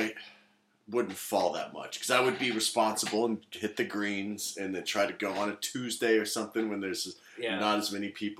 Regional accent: Kansas City, Missouri, United States; moved away; I grew up in Kansas City as well, or the Midwest too.

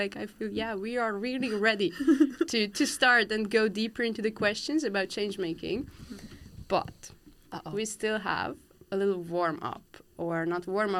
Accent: Hungary; moved away; I'm from Hungary.

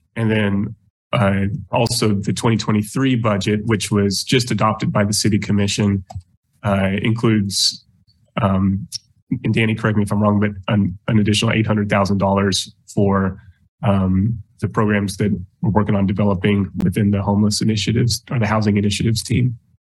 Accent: Lawrence, Kansas, United States; was actually born and raised in Lawrence, so a very long time uh, resident of Lawrence

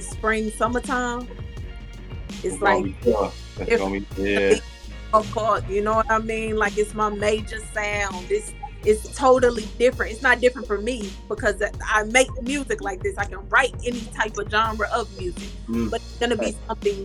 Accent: Texas, United States; also born or lived in Hawaii; I was born in Hawaii and we moved to Texas

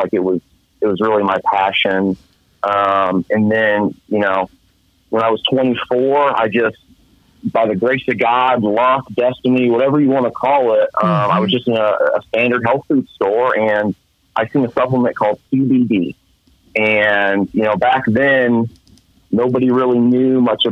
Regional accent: Central Illinois, United States; I'm 27 years old, and I'm from Central Illinois

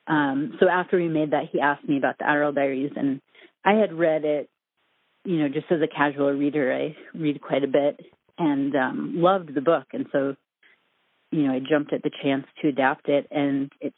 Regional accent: Minnesota, United States; moved away as an adult; also born or lived in New York; I'm from Minnesota originally

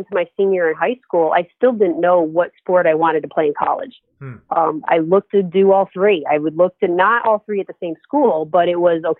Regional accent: Lake George, New York, United States; moved away as an adult; also born or lived in Erie, Pennsylvania; Growing up in Lake George, New York, again, it's a resort town.

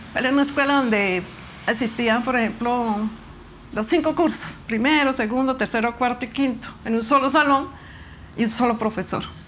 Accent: Granada, Meta, Colombia; tengo 56 años y nací en Granada Meta

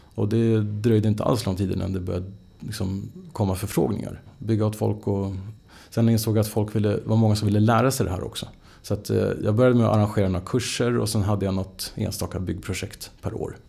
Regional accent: Stockholm, Stockholm County, Sweden; jag är ju född in i Stockholm. Uppväxt i, liksom, verkligen in i stan.

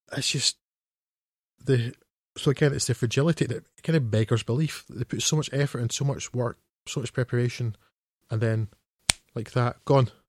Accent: Scotland, United Kingdom; I'm a Scot, so that's the Scot with the one T.

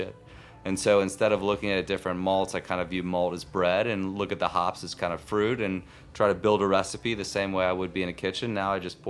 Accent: Chicago, Illinois, United States; I am from Chicago

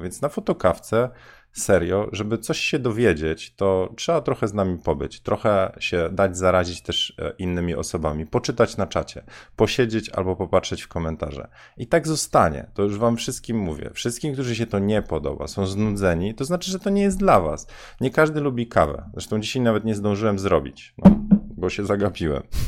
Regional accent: Bydgoszcz, Kuyavian-Pomeranian Voivodeship, Poland; moved away; ja na osiedlu Bajka mieszkałem

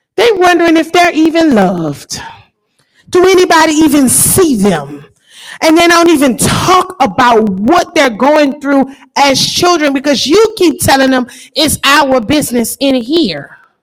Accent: New Orleans, Louisiana, United States; I grew up in New Orleans

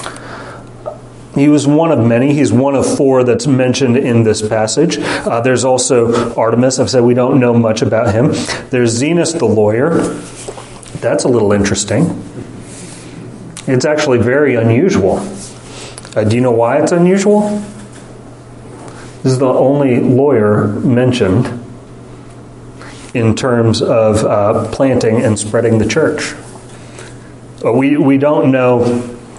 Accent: United States; we, as American Westerners

